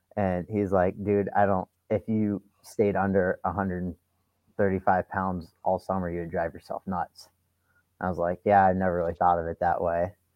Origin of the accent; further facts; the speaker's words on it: St. Paris, Ohio, United States; moved away as an adult; I came from St. Paris, Ohio, and for people that don't know, it's one of, in my opinion, one of the best wrestling schools in the country. And I got my butt kicked every day in my high school room